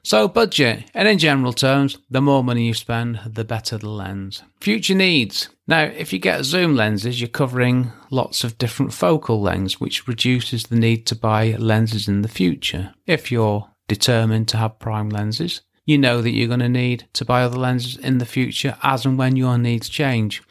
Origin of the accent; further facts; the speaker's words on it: England, United Kingdom; I'm English